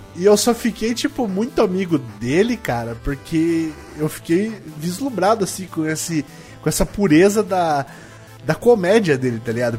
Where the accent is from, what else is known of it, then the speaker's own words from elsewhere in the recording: Sorocaba, São Paulo, Brazil; de Sorocaba